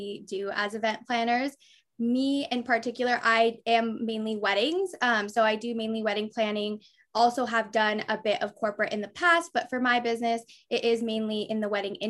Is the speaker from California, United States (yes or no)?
yes; Bay Area, California, United States; moved away as an adult; now in Orange County, United States; I'm originally from the Bay Area, but now have my business based in Orange County